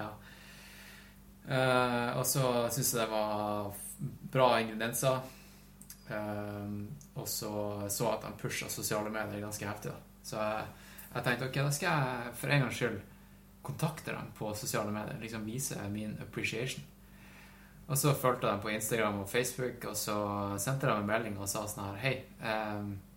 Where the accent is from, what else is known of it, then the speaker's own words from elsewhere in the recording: Tromsø, Troms, Norway; moved away; jeg var faktisk hjemme i Tromsø i helga. Da hadde mamma kjøpt inn Melbu kaviar